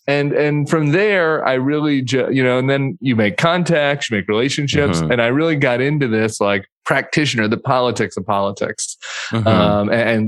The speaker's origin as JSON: {"language": "English", "town": "Denver", "region": "Colorado", "country": "United States", "tie": "born or raised there", "said": "Denver, Colorado. Denver."}